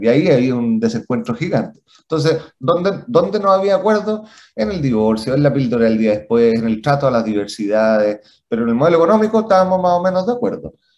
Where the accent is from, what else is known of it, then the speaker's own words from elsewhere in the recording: Chile; como chilenos